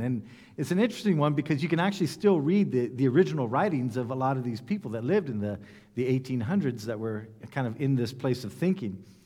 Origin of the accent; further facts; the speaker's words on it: United States; I come from the United States